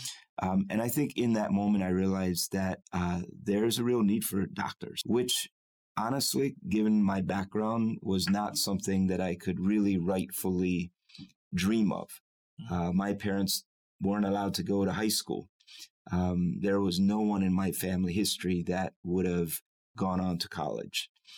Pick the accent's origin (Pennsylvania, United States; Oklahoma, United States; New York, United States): Pennsylvania, United States; Lancaster; born there; I was born in Lancaster, Pennsylvania. My parents were both Amish.